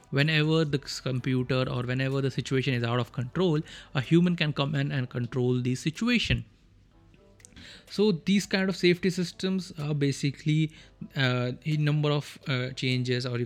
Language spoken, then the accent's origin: English; India; first language Hindi; English is a second language; because Hindi is my mother tongue and English. I'm trying to improve myself